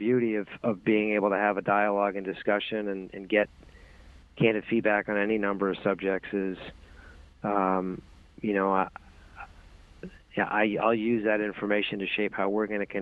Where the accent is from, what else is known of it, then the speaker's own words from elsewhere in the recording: Boston, Massachusetts, United States; I grew up in Boston, Massachusetts